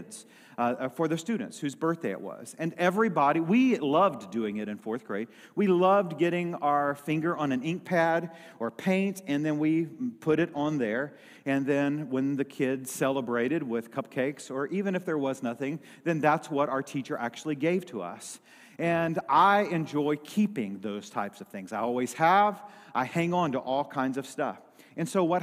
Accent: Lilbourn, Missouri, United States; also born or lived in Dexter, Missouri; we had moved out of the town from the church that I was actually raised up in. I moved from Lilburn, Missouri to Dexter, Missouri.

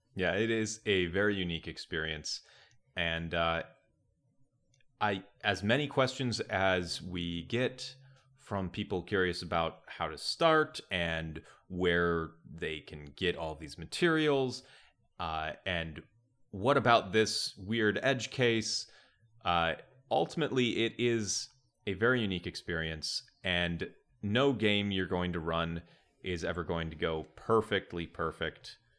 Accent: Wisconsin, United States; I grew up in Wisconsin

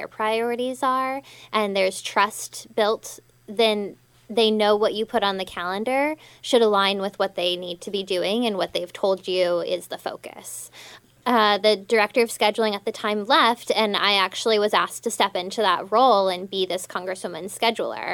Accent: Denver, Colorado, United States; moved away; I'm originally from Denver, Colorado

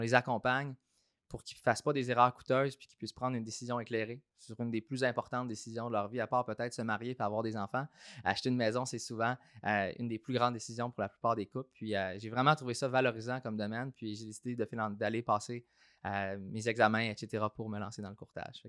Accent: Saint-Hyacinthe, Quebec, Canada; also born or lived in Australia / Toronto; je suis originaire de Saint-Hyacinthe. Euh, j'ai grandi dans une famille modeste, travaille fort, qui, qui découle du milieu agricole à Saint-Hyacinthe

